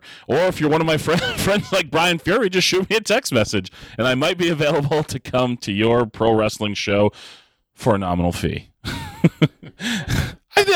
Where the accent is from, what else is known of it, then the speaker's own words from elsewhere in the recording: Lowell, Massachusetts, United States; come back to Lowell with Ring of Honor and wrestle in front of my hometown crowd, my friends, my family